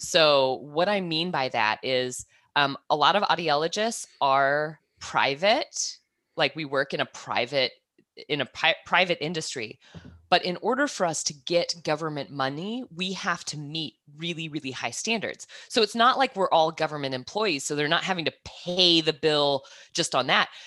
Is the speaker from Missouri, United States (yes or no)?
no; Kansas, United States; moved away as an adult; also born or lived in New Zealand; now in Australia; I'm originally from Kansas, I moved to New Zealand ten years ago, and then I made the jump across the ditch, um, in November to move from New Zealand to Australia